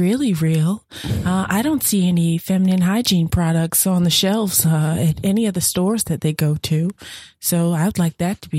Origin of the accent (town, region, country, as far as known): Virginia, United States; born or raised there